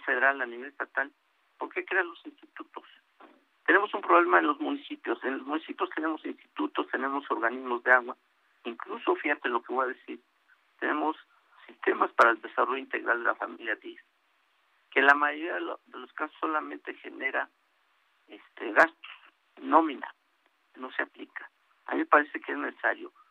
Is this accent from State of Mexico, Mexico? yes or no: yes; State of Mexico, Mexico; mi estado, que yo soy del Estado de México